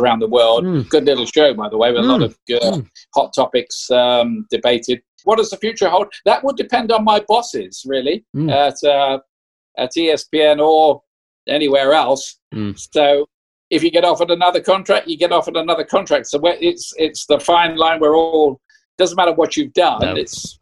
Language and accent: English; Portsmouth, South East England, United Kingdom; I was born in Portsmouth.